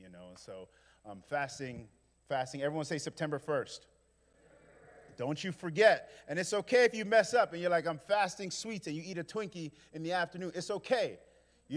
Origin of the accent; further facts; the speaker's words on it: New York City, New York, United States; now in Memphis, United States; I'm from Brooklyn